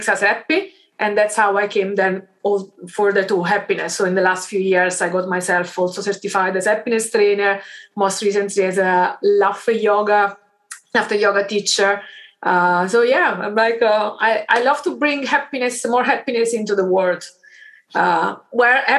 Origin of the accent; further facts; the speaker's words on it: Caserta, Campania, Italy; I grew up in this city, Caserta